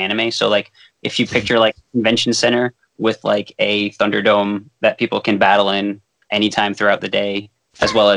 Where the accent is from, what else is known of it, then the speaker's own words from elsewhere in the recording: Fall River, Massachusetts, United States; a parkour academy in my hometown, Fall River, Massachusetts